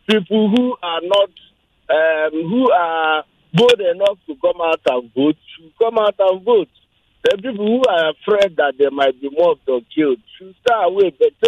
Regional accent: Anambra, Nigeria; Coincidentally, I'm from Anambra.

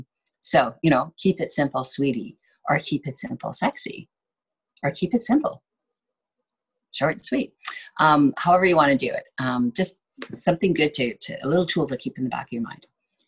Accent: Ontario, Canada; I came from Ontario, so snow is a big deal there.

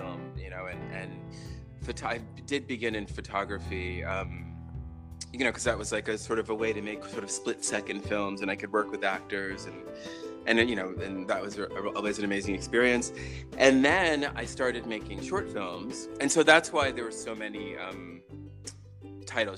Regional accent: Riverhead, New York, United States; moved away as an adult; also born or lived in Manhattan, New York; now in Los Angeles, United States; I'm from Riverhead, New York, which is out on Long Island

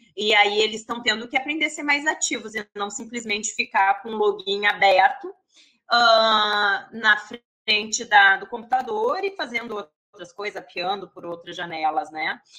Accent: Porto Alegre, Rio Grande do Sul, Brazil; moved away as an adult; now in Rio de Janeiro, Brazil; eu sou gaúcha de Porto Alegre

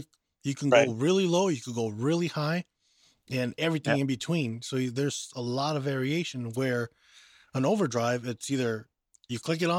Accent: Southern California, United States; I grew up in Southern California.

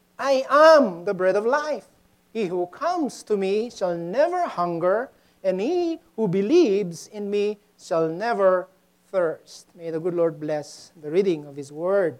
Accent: Mexico, Pampanga, Philippines; moved away; I grew up in Mexico, Pampanga, Philippines

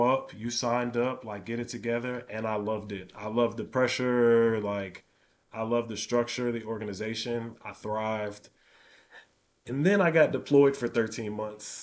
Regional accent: Chicago, Illinois, United States; I grew up in Chicago

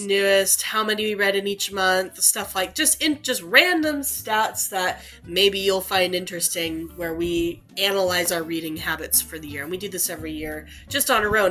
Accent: Texas, United States; we're from Texas

